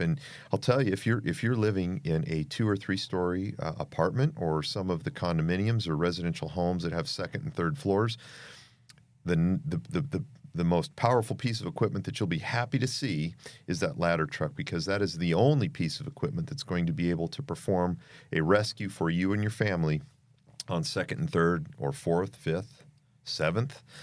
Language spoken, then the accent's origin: English; Boise, Idaho, United States; moved away as an adult; also born or lived in Tucson, Arizona; I was born in Boise, Idaho, um, and have spent a lot of my youth back and forth in the state of Idaho